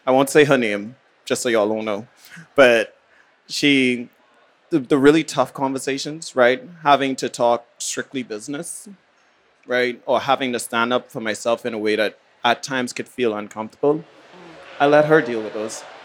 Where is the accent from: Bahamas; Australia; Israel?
Bahamas; also born or lived in New Haven; now in New York, United States; My very first residency I did was actually in the Bahamas, my hometown